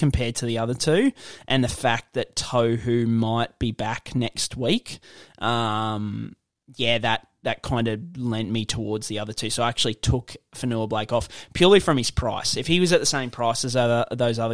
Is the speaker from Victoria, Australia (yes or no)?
no; Gympie, Queensland, Australia; went to school in Gympie